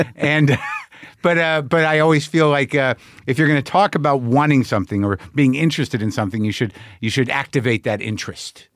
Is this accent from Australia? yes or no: no; United States; being an American